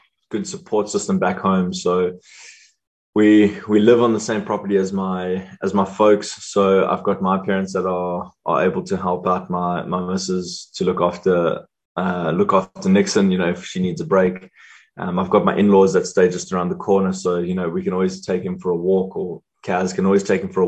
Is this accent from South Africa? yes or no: yes; South Africa; as South African hockey players, not being full-time hockey players